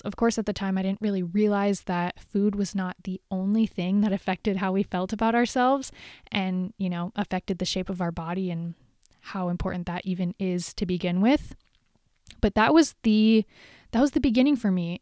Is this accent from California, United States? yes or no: yes; Huntington Beach, California, United States; moved away as an adult; now in Northern California, United States; I moved up here from Huntington Beach. So, I literally grew up in the city, in a beach city